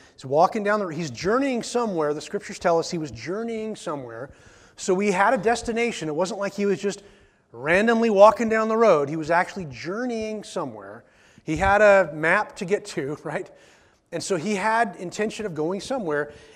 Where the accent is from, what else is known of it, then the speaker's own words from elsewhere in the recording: the Northwest, Pacific Northwest, United States; we're from the Northwest